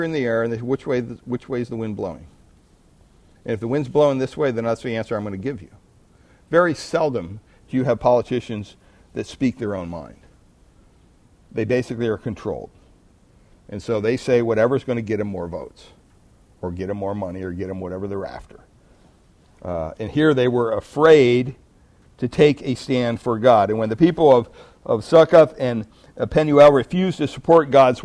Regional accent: United States

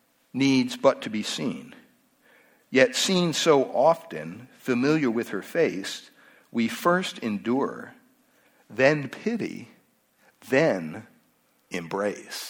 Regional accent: Pennsylvania, United States; moved away; Growing up in Pennsylvania, at the home there, we had about 60 acres behind our house

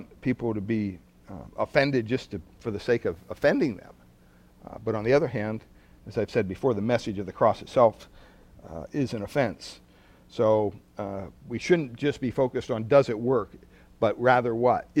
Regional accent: Pennsylvania, United States; moved away; growing up on the East Coast in Pennsylvania

